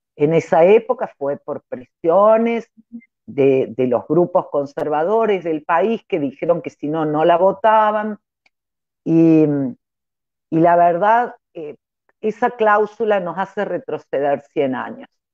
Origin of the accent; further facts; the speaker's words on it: Córdoba, Argentina; now in Trelew, Argentina; yo soy cordobesa